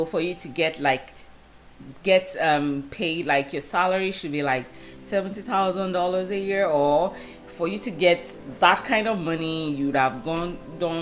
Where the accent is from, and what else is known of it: Nigeria